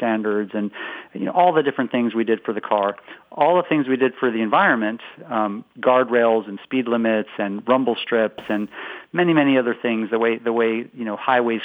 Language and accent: English; West Coast, United States; moved away as an adult; now in Boston, United States